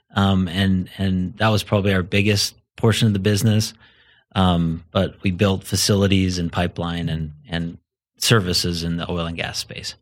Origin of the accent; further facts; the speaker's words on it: southern Idaho, United States; moved away as an adult; now in Colorado, United States; so I grew up in a small community in southern Idaho.